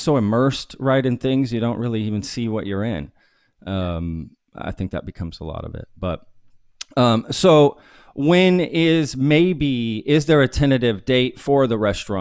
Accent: Dallas, Texas, United States; now in Austin, United States; I love Dallas. I grew up there

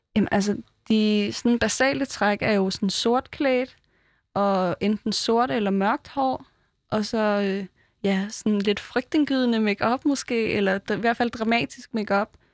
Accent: Fjerritslev, North Denmark Region, Denmark; moved away; jeg var født i Fjerdslev

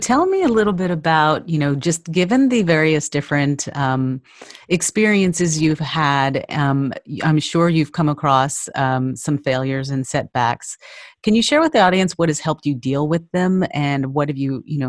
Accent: Texas, United States; being a Texas native.

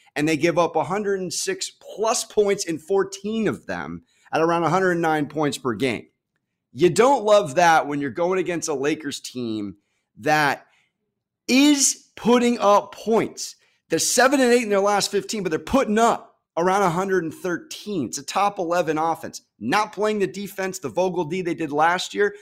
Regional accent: San Diego, California, United States; I'm from Sa-, San Diego, Southern California, born and raised, mom from L

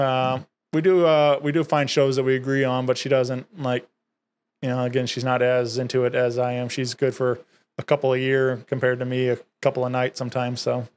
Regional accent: Wentzville, Missouri, United States; I grew up in Wentzville, been there all my life

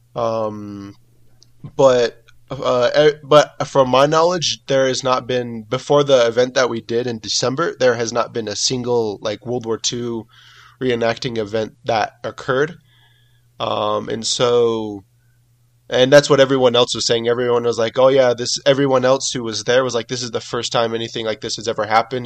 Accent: California, United States; now in Mexico; I'm from California, I'm from the United States

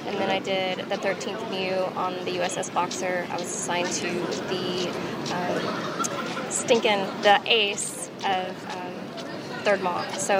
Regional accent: Charlotte, North Carolina, United States; Charlotte, North Carolina.

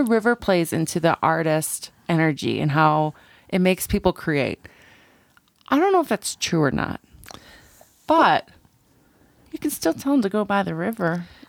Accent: Canada; I'm from Canada.

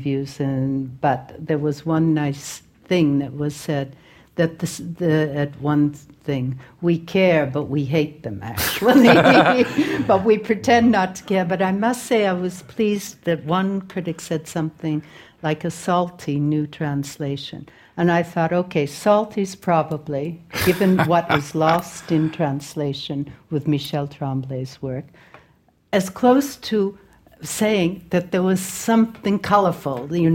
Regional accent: Boston, Massachusetts, United States; I was born in Boston, and one side of my family is Irish

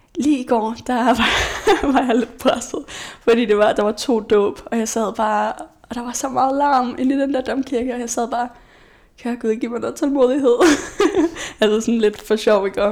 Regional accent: Aalborg, North Denmark Region, Denmark; now in Aarhus, Denmark; Jeg er fra Aalborg

